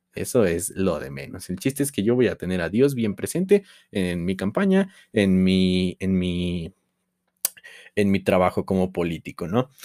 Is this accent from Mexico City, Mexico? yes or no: no; Tulancingo, Hidalgo, Mexico; de donde yo soy, Tulancingo Hidalgo